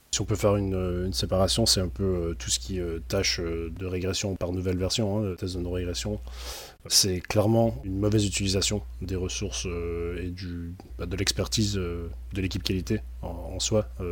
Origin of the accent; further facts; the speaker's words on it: Quebec, Canada; now in France; depuis que je suis arrivé en France, parce qu'il faut savoir que je suis québécois à l'origine.